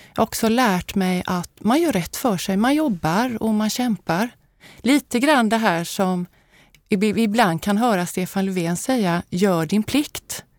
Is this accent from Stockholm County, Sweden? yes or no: no; Habo, Jönköping County, Sweden; also born or lived in Småland; now in Gothenburg, Sweden; jag är född i Småland men jag har vuxit upp i Västergötland, i Habo som ligger lite grann norr om Jönköping